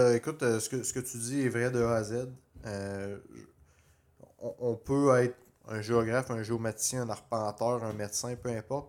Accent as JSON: {"language": "French", "region": "Quebec", "country": "Canada"}